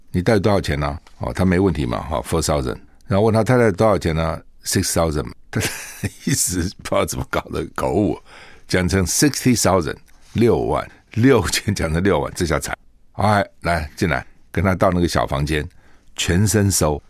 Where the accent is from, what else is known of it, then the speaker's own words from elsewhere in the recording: Taiwan; 我是中华民国国民啊，我住在台湾啊